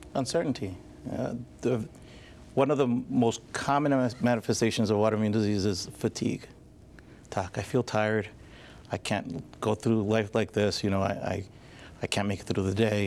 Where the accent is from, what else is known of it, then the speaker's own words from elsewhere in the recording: Long Island, New York, United States; moved away as an adult; also born or lived in Scranton area, Pennsylvania; now in Scranton, United States; I'm originally from Long Island, but I came to school to King's College